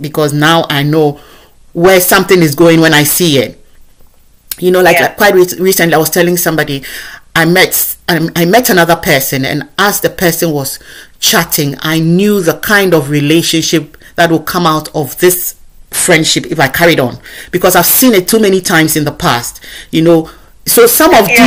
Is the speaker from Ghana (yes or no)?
yes; Ghana; accent: African; moved away as an adult; now in United Kingdom; I sound just as I sound as a Ghanaian from where I come from.